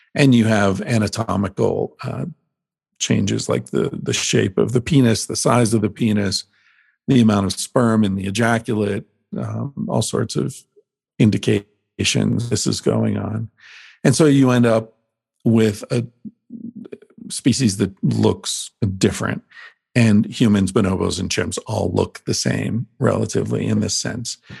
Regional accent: Pennsylvania, United States; moved away; I grew up in Pennsylvania where hunting's a big thing

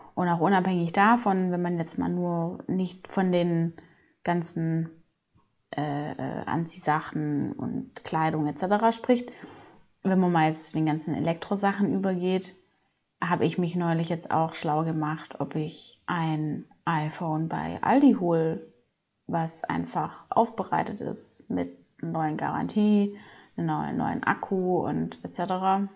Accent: Swabia, Germany; ich komme aus dem Schwabeländle, Schwabenmutter

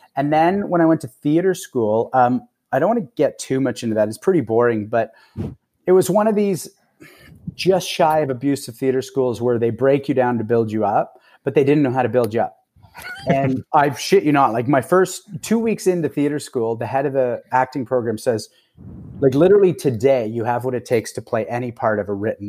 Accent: Toronto, Ontario, Canada; also born or lived in Los Angeles; I'm from Toronto mostly. I go between Toronto and L A, but, uh, since about mid last year, I've been in Toronto.

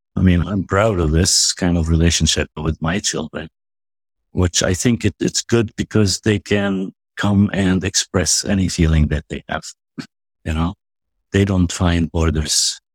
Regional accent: West Bank, Palestine; also born or lived in United States; now in Nablus, Palestine; I'm an American at the same time. Palestinian, but I'm also American.

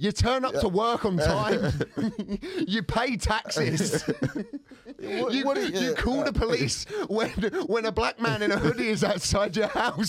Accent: Luton, East of England, United Kingdom; somebody said to me, where are you really from? And I went, Luton. And then they went, no, where are you really from? And I went, Luton.

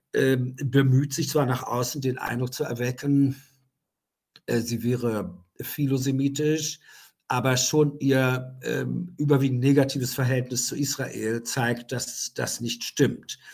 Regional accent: Germany; moved away; bin ich aus der DDR rausgekommen

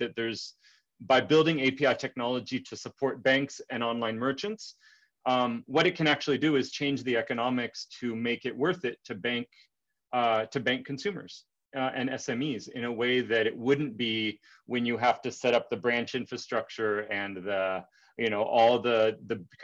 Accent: California, United States; moved away; also born or lived in Dominican Republic; as an American growing up in California

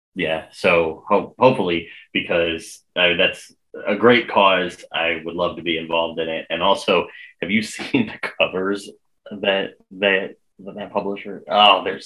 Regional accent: United States; also born or lived in northern Indiana; I'm American

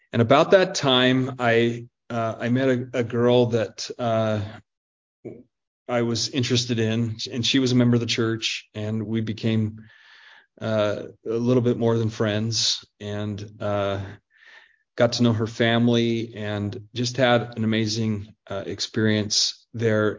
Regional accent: Albuquerque, New Mexico, United States; also born or lived in Pocatello, Idaho; my mom then uh, got some uh, employment down in Albuquerque, New Mexico. So I end up moving uh, down there

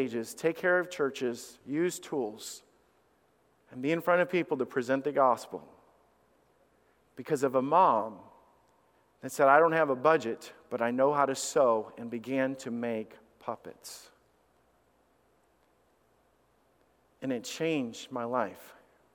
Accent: Alabama, United States; also born or lived in a northern US state; I was raised in Alabama, and God brought us down there because of the fact is that my dad was needing work

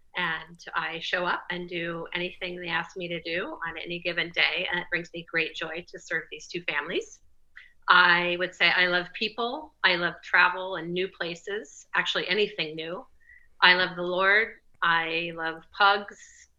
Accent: Southern California, United States; now in Brentwood, United States; We are both from Southern California, where we married in Santa Barbara.

